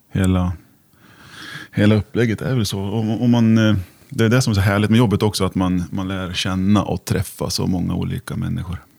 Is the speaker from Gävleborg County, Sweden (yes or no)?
yes; Järvsö, Gävleborg County, Sweden; jag är eh, född och uppvuxen i Järvsö